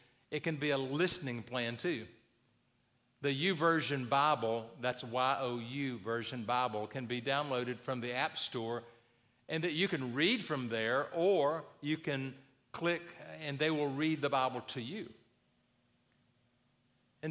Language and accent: English; the South, United States; I grew up in the South